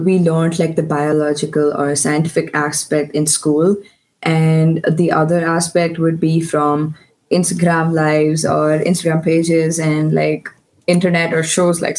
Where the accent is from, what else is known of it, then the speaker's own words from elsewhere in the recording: Bangalore, Karnataka, India; I am from Bangalore, which is in India. Um, I am 16 years old, going to turn 17 this year